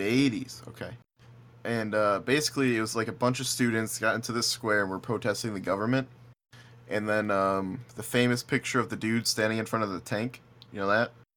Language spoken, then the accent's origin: English; Buffalo, New York, United States; moved away; we're from Buffalo